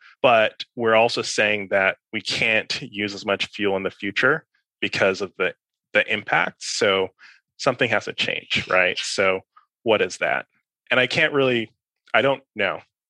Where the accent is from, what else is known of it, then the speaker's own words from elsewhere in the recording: New York, United States; born there; also born or lived in Caribbean; I was born in New York. I grew up partially in the Caribbean. I moved between a couple US cities in kind of the middle school, high school, time period.